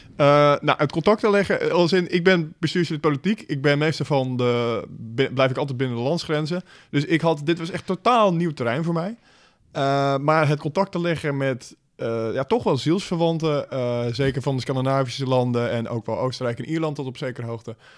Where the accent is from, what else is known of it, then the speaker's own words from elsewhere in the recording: Netherlands; als Nederlanders